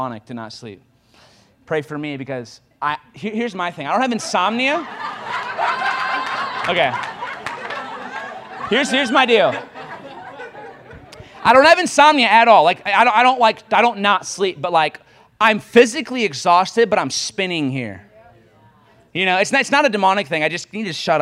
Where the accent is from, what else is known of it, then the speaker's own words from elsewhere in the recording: Michigan, United States; moved away as an adult; now in Kansas City, United States; I'm from Michigan